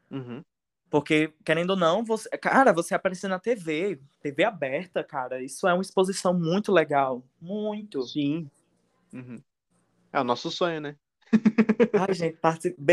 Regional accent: Northeast Region, Brazil; Eu sou do Nordeste.

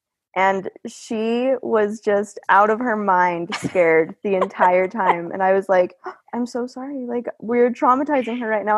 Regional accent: Idaho, United States; I grew up in Idaho.

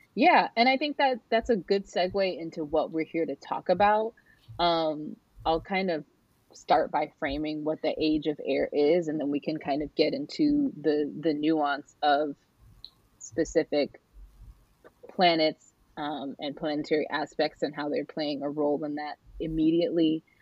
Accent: San Diego County, California, United States; also born or lived in Norfolk, Virginia; now in Northern Virginia, United States; I was raised in the land of the Kumeyaay, um, which is now what we refer to as uh, San Diego County

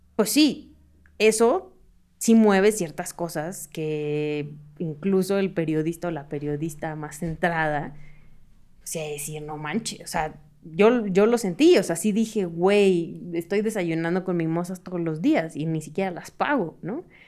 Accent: Hermosillo, Sonora, Mexico; now in Mexico City, Mexico; Yo soy de Hermosillo

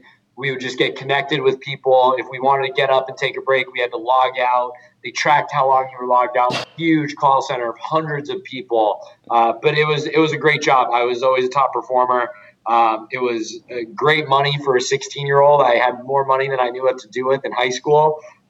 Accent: Albuquerque, New Mexico, United States; also born or lived in San Diego, California / Boston; So I was born in San Diego, California. I lived there till I was six. Then I moved across the country to just outside of Boston, where I was for another 6 years, from 6 to 12. But I tell people I grew up in Albuquerque, New Mexico, 12 to 18

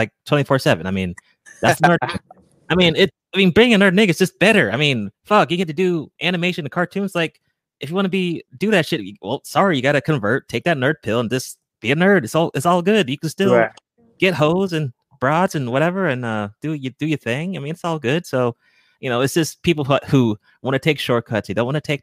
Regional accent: Georgia, United States; I was born in Georgia, so my parents are Nigerian

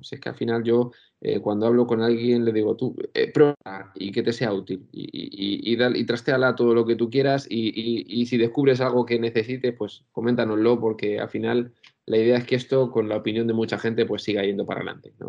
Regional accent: Albacete, Castilla-La Mancha, Spain; moved away as an adult; now in Valencia, Spain; yo tengo la suerte de haber vivido en un colegio mayor aquí en Valencia cuando me vine a estudiar, porque yo soy de Albacete

